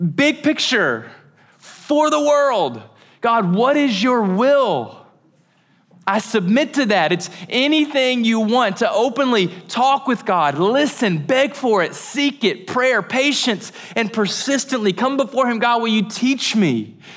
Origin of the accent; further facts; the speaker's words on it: United States; We're so American.